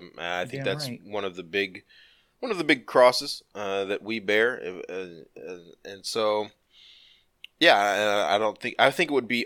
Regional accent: Compton, California, United States; I'm a child from an absentee father. I grew up in Compton.

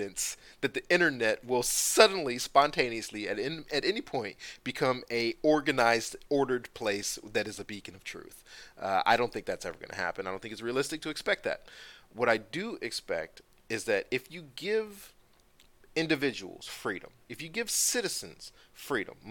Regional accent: United States; We Americans

